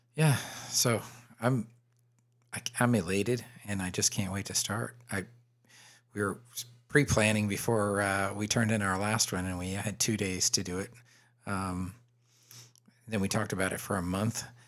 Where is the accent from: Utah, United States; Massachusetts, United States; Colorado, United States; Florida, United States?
Florida, United States; growing up in Florida in the seventies and, uh, early eighties